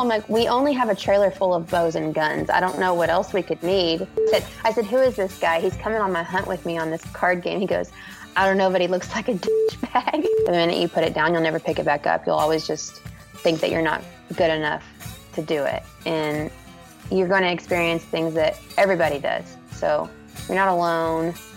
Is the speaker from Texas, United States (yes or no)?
yes; Central Texas, United States; I'm from Central Texas